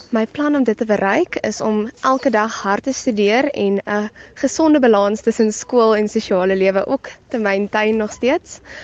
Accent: Paarl, Western Cape, South Africa; ek is afkomstig van Chicago in die Parel

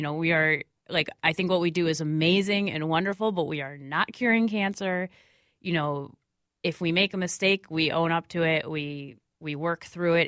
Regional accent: Minneapolis, Minnesota, United States; I grew up right in Bryn Mawr outside, so I would, like, rollerbladed downtown with my friends. So I love downtown Minneapolis

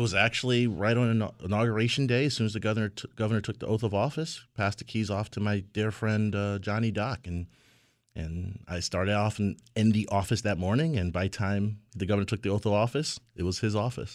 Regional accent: Hartford, Connecticut, United States; a kid growing up in Hartford at the time with two parents who only had their high school education

